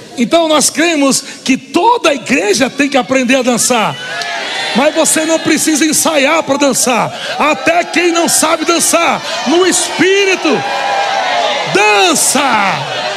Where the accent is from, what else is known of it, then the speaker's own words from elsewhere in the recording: Northeast Region, Brazil; sou nordestino.